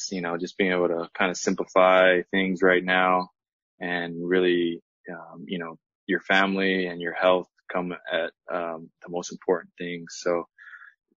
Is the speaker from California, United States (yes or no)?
no; Kailua, Hawaii, United States; moved away; My wife and I, we grew up in Kailua